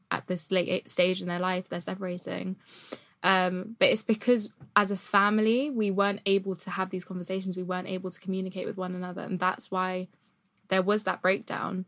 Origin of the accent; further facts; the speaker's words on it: United Kingdom; being a British Asian